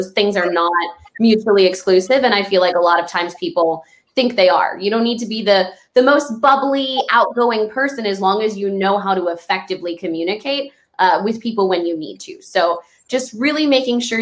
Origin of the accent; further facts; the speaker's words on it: El Paso, Texas, United States; my hometown of El Paso